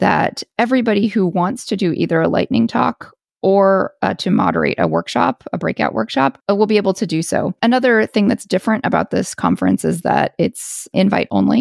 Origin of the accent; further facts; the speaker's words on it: United States; now in Paris, France; I am an American and I do live in Paris